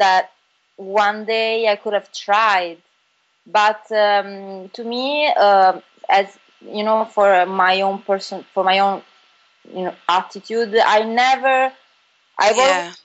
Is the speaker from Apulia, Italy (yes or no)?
yes; Bari, Apulia, Italy; moved away as an adult; also born or lived in Milan; I was born and raised in Bari, which is a town in South Italy, Puglia.